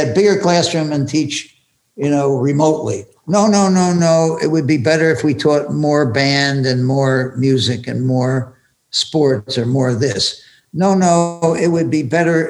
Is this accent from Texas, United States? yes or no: no; Philadelphia, Pennsylvania, United States; When I grew up in Philadelphia